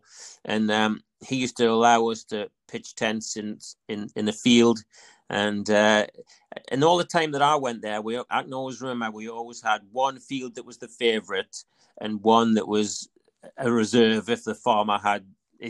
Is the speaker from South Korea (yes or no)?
no; Ashington, North East England, United Kingdom; also born or lived in North Seaton; We moved from North Seton up to Second Avenue in Ashington. And so when I was about 13, we'd moved up to Second Avenue in Ashington